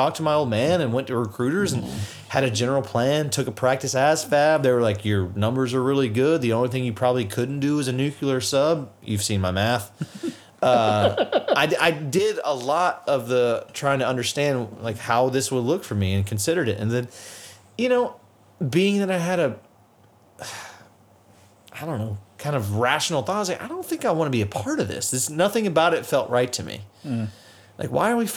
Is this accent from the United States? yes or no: yes; United States; as an American